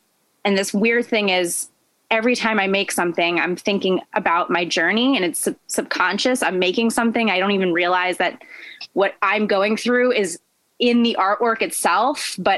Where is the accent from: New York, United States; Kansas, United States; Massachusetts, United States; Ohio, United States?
New York, United States; I came from New York, so I did some private lessons when I was younger.